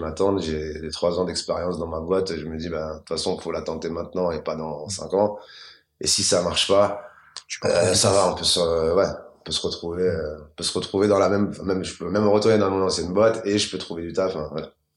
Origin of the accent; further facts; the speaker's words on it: Maisons-Alfort, Île-de-France, France; J'ai 34 ans et j'ai grandi à maison fort dans le Val-de-Marne